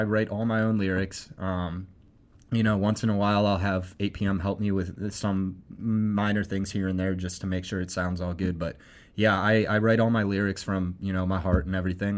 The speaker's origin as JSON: {"language": "English", "town": "Akron", "region": "Ohio", "country": "United States", "tie": "born or raised there", "said": "I grew up in Akron"}